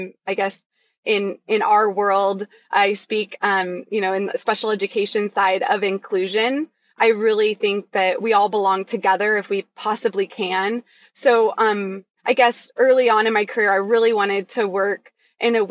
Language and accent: English; Chico, California, United States; I grew up in Chico, California